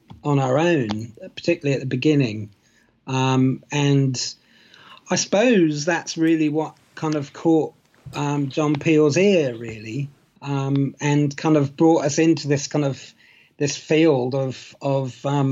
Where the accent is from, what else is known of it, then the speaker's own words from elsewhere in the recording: England, United Kingdom; also born or lived in United States; I was born in America and went to a couple of years of kindergarten there before moving back to England way back in the 70s